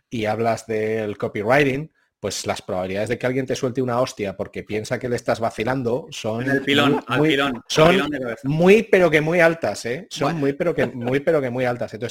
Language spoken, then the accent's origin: Spanish; Zaragoza, Aragon, Spain; soy un zaragozano que nació eh, en 1975